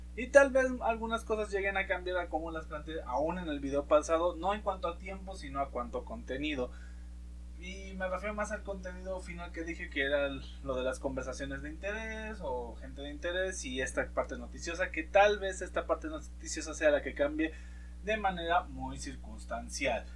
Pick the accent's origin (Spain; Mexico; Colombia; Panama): Mexico; nosotros como mexicanos